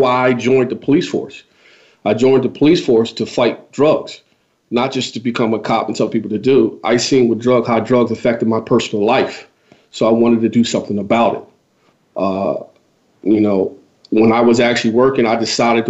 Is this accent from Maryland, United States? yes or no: no; Philadelphia, Pennsylvania, United States; I grew up in West Philadelphia in the area of Overbrook